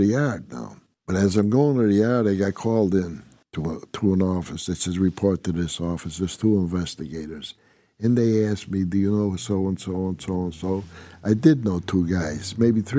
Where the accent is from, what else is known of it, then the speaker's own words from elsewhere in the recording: Utica, New York, United States; I'm from Utica, New York